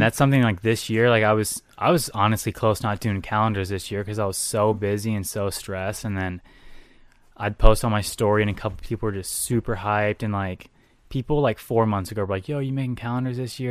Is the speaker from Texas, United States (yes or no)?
yes; Texas, United States; moved away as an adult; also born or lived in Houston, Texas / San Antonio, Texas; now in Minnesota, United States; I grew up in Texas. I was born in Houston